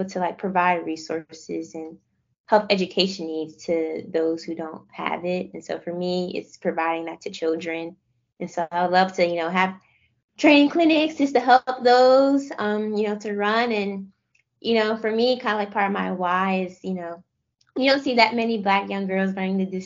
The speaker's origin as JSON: {"language": "English", "town": "Philadelphia", "region": "Pennsylvania", "country": "United States", "also_born_or_lived": "Florida", "moved": "yes", "said": "I'm outskirts of West Philly"}